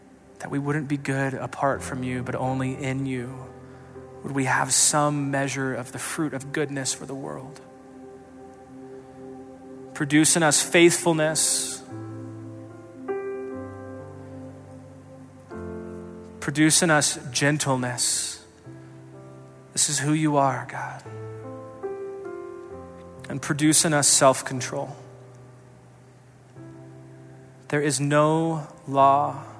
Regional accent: Colorado Springs, Colorado, United States; I grew up in the Springs

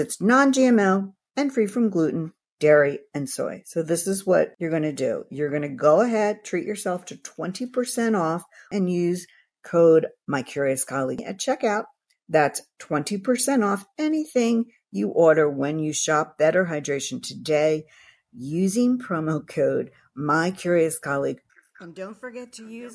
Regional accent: Philadelphia, Pennsylvania, United States; my hometown of Philadelphia, Pennsylvania

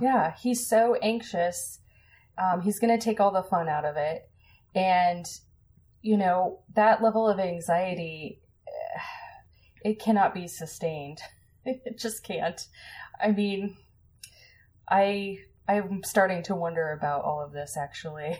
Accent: Colorado, United States; I grew up in Colorado

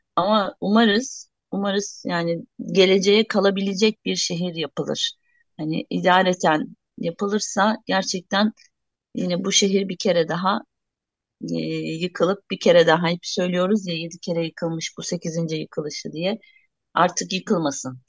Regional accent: Vakıflı village, Hatay, Turkey

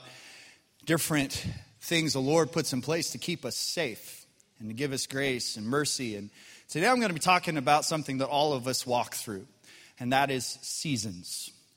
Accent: Colorado, United States; now in Arkansas, United States; When I grew up in Colorado

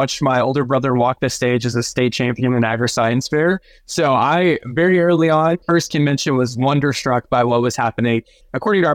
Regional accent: Florence, Texas, United States; I'm originally from Florence, which if you don't know where that is, a small town like 30 minutes north of Austin

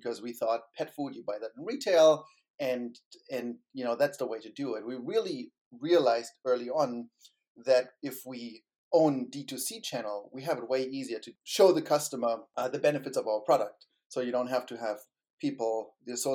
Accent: Germany; moved away as an adult; also born or lived in Berlin, Germany; now in San Francisco Bay Area, United States; I grew up in Germany and I worked in Berlin

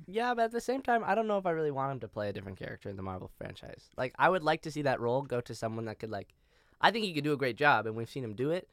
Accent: Toronto, Ontario, Canada; moved away; as a Canadian

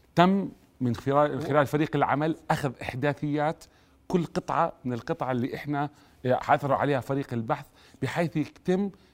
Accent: Jordan; احنا اليوم فعلا كاردنيين فخورين جدا

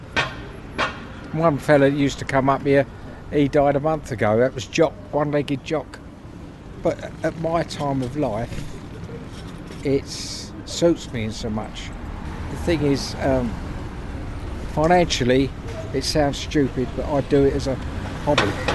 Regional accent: London, United Kingdom; I was born in North Middlesex Hospital. Lived in a little cottage on the, where the car park is for about the first 15 years of my life.

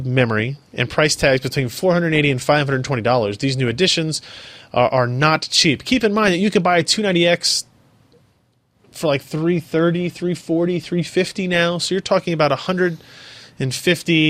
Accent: United States; I'm American.

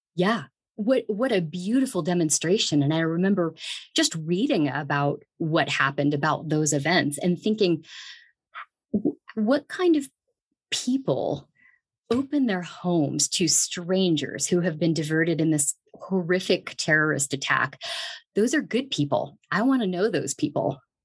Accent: Dayton, Ohio, United States; moved away as an adult; also born or lived in San Bernardino, California; now in Greeley, United States; I'm actually from Ohio. I grew up in Dayton, Ohio

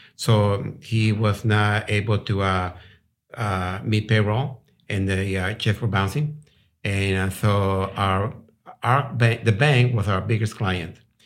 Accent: Colombia; moved away as an adult; also born or lived in Rhode Island, United States / Houston, Texas, United States; now in Texas, United States; I'm from South America, Colombia. Uh, I came over here when I was eighteen.

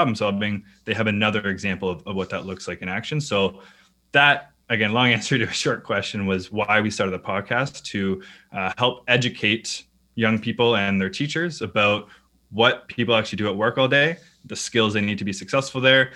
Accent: Canada; I'm Canadian

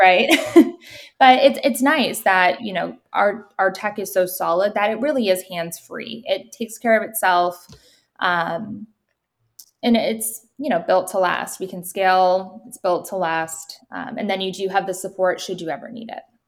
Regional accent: New Hampshire, United States; I'm from New Hampshire

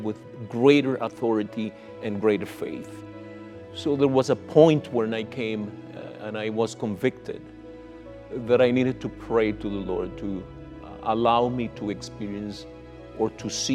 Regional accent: Nicaragua; now in Canada; I was born in Nicaragua

